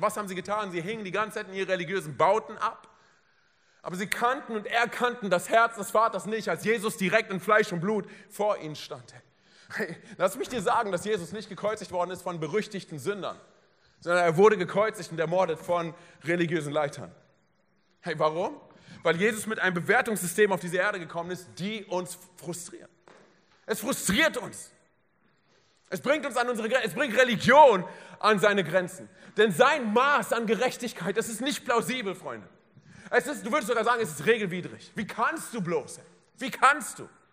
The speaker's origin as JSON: {"language": "German", "region": "Berlin", "country": "Germany", "moved": "yes", "said": "ich komme aus Berlin, meine Frau auch"}